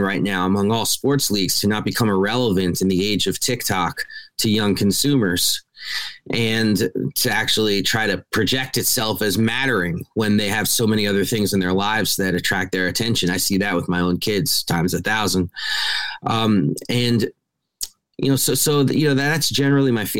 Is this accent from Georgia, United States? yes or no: no; New York City, New York, United States; I grew up in New York City. I was reading his racism when I was 10 years old, growing up in New York.